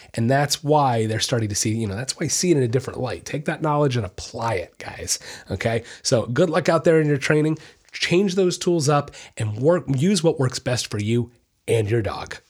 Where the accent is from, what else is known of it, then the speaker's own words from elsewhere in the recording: Orlando, Florida, United States; I was born and raised in Orlando, Florida